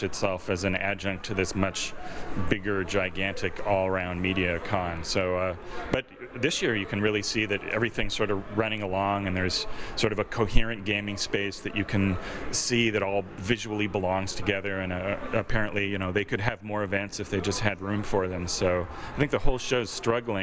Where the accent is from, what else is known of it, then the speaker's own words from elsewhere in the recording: Toronto, Ontario, Canada; my hometown